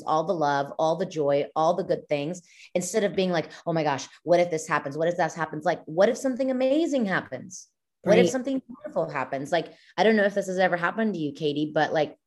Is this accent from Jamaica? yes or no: no; Mexico; now in United States; I'm Mexican. I was born and raised in Mexico, not like here in the States